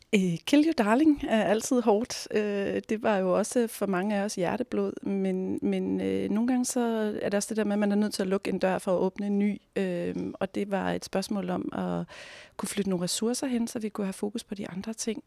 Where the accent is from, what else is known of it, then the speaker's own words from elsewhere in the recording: Næstved, Zealand, Denmark; jeg selv er barnefødt i Næstved